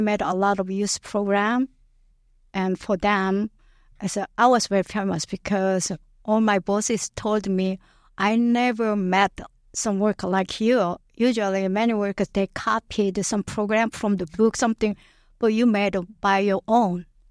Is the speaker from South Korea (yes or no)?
yes; Yeosu, South Jeolla, South Korea; English is a second language; moved away as an adult; now in St. Louis, United States; I was born, it's called Yeosu City, it's my hometown